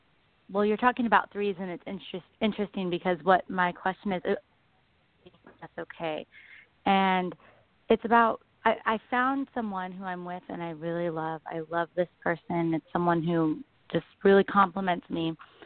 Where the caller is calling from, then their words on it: Bay Area, California, United States; I'm calling from California, the Bay Area.